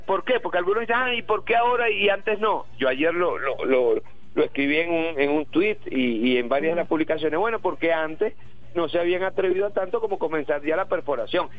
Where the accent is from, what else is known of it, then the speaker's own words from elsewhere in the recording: Venezuela; como venezolanos